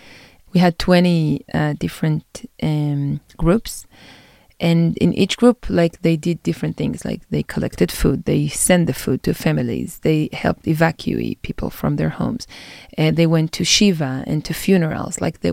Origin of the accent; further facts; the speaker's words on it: Jerusalem, Jerusalem District, Israel; I'm from Jerusalem. I grew up in Jerusalem. My family is 9 generations in Jerusalem. I was born here in a very different part of the city, in an ultra-Orthodox community.